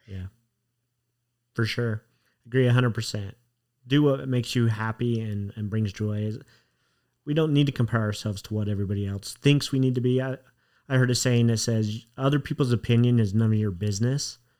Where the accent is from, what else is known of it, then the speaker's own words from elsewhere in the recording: Utah, United States; I grew up in Utah